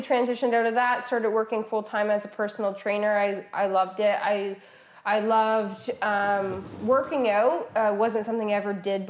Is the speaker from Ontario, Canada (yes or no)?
yes; Woodstock, Ontario, Canada; I grew up in Woodstock.